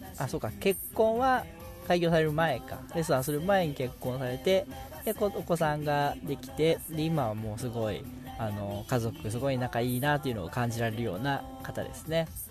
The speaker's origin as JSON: {"language": "Japanese", "region": "Okayama", "country": "Japan", "accent": "Okayama dialect", "said": "岡山弁は標準語だと思ってる"}